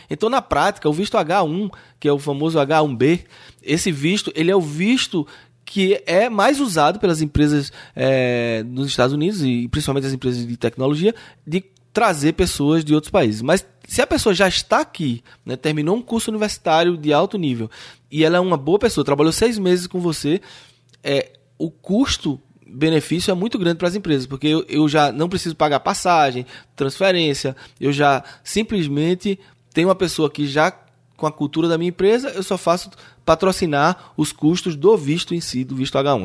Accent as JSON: {"language": "Portuguese", "country": "Brazil", "moved": "yes", "lives_now": "United States", "said": "como brasileiro"}